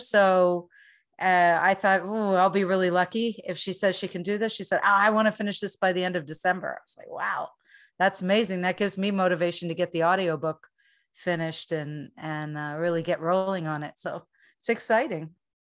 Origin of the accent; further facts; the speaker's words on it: Pennsylvania, United States; I grew up in Pennsylvania